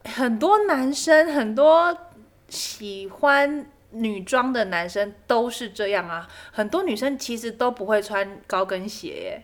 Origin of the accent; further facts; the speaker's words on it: Taiwan; 我觉得中国的综艺节目对于我们台湾人的侵略是真的蛮大的。